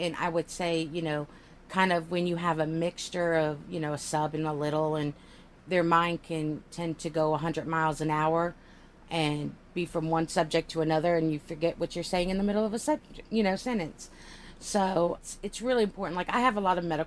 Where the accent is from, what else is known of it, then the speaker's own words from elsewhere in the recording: United States; I'm an American